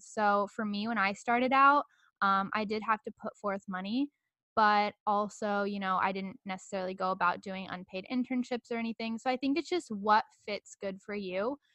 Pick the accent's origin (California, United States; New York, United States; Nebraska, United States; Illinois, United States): Nebraska, United States; Omaha; also born or lived in Louisville, Kentucky; now in Los Angeles, United States; I grew up in Omaha, Nebraska for most of my life.